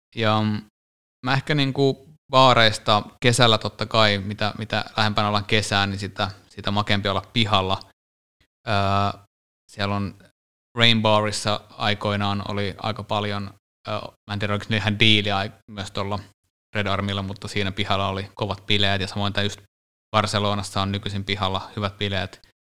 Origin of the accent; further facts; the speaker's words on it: Finland; me ollaan Suomesta